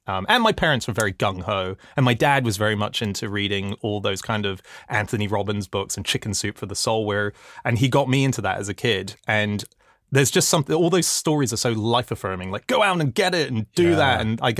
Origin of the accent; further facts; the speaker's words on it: Hong Kong; I grew up in Hong Kong, which was a very bizarre place to grow up in.